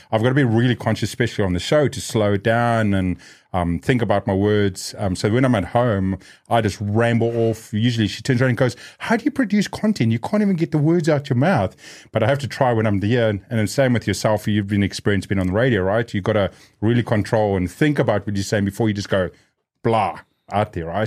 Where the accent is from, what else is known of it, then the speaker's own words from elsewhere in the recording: New Zealand; Growing up in New Zealand like myself